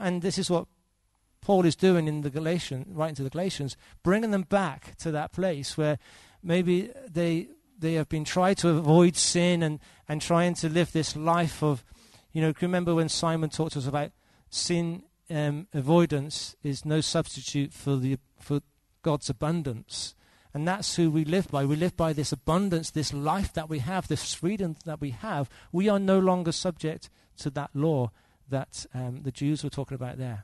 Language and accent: English; England, United Kingdom; As an Englishman.